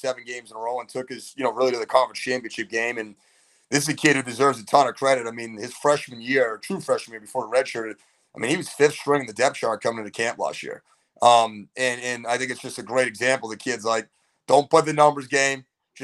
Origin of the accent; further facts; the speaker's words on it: Chelmsford, Massachusetts, United States; growing up in Chelmsford.